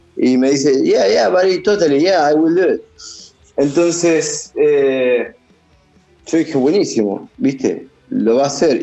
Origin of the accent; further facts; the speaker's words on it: Argentina; moved away as an adult; also born or lived in Buenos Aires; now in Los Angeles, United States; cuando le dije que era de Argentina